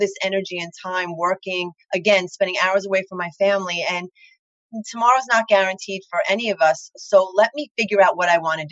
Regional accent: Long Island, New York, United States; accent: thick Long Island; I live in Long Island, in case anyone can't figure that out from my very thick accent

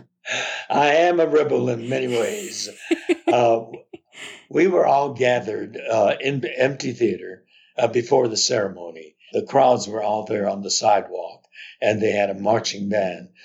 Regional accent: Los Angeles, California, United States; I'm the only one who was born and raised in Los Angeles. I have a responsibility as a native Angelino

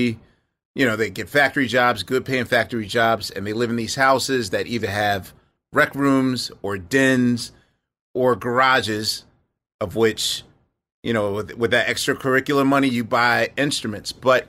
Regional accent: Philadelphia, Pennsylvania, United States; I'm from West Philly, yes.

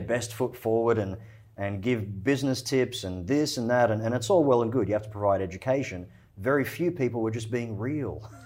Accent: Australia; also born or lived in Egypt; I was born in Egypt. Uh, my family's from Egypt. We immigrated to Australia when I was four years old

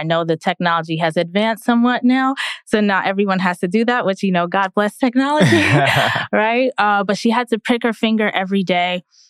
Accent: Queens, New York, United States; So my family, I'm first generation Jamaican American. My family's from Jamaica.

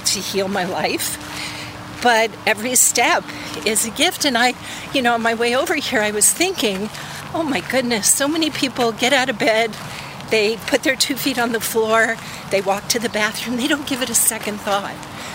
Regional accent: not far from Rye, New York, United States; now in Brookline, Massachusetts, United States; I grew up in New York

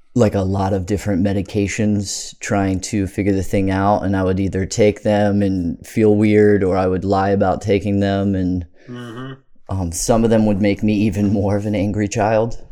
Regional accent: Bowie, Maryland, United States; also born or lived in Crofton, Maryland; I grew up in Bowie, Maryland.

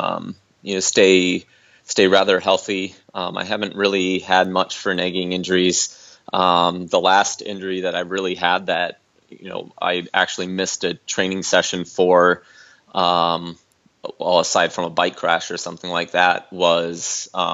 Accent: Minnesota, United States; now in Storm Lake, United States; I'm from Minnesota, and I'm currently based in Iowa, in Storm Lake, Iowa

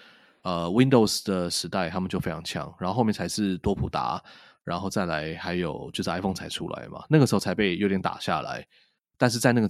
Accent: Taiwan; 我们身为台湾人，

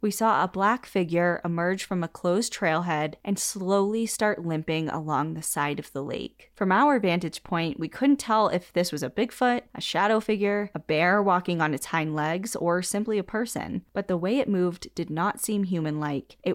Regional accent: Washington, United States; I flew back to my home state of Washington for a long overdue visit.

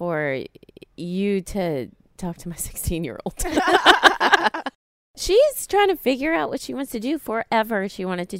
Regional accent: South Louisiana, United States; moved away; I'm from South Louisiana, really teeny tiny, small town, Cajun community, oil field community. We did not have the hotels like you see in Nashville and big cities.

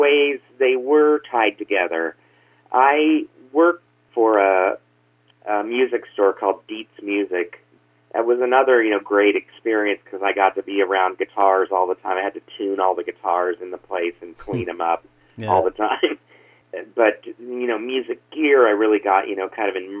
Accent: Lincoln, Nebraska, United States; also born or lived in Los Angeles, California; now in Omaha, United States; Okay, well, I grew up in Lincoln, Nebraska.

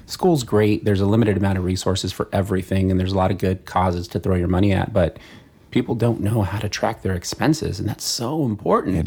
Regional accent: San Fernando Valley, California, United States; San Fernando Valley.

